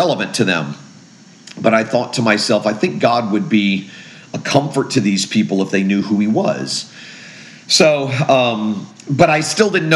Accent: Fort Lauderdale, Florida, United States; also born or lived in Jacksonville, Florida; I grew up in Fort Lauderdale, Florida, born in Jacksonville, grew up in Fort Lauderdale.

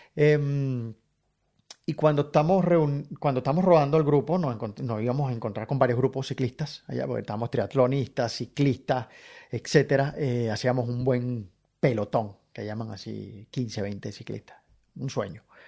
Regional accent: Caracas, Capital District, Venezuela; moved away as an adult; now in Brisbane, Australia; vivir lo que he vivido en, Caracas

